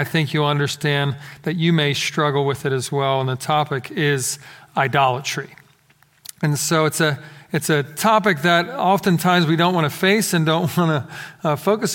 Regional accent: Philadelphia, Pennsylvania, United States; moved away; Growing up in Philadelphia, we got lots of crazy snow

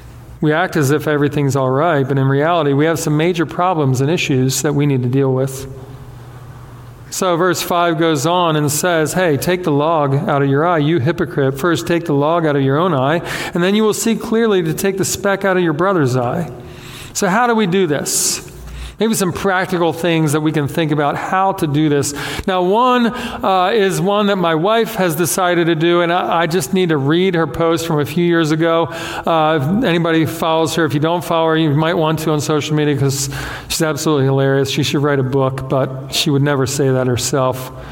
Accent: Beaumont, Texas, United States; Yes, I said dadgum because I grew up in Beaumont.

